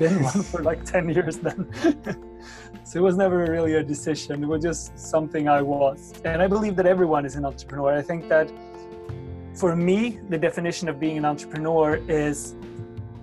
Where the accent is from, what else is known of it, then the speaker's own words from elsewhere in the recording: Sweden; my hometown in Sweden